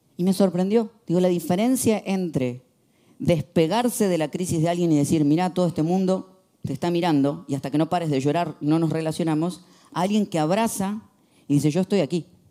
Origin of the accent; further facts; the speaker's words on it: Argentina; soy argentino